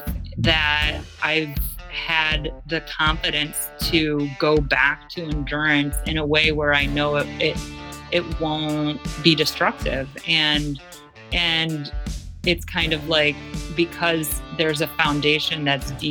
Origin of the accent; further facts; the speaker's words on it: Cleveland, Ohio, United States; moved away as an adult; also born or lived in Australia; I am from Cleveland, Ohio, originally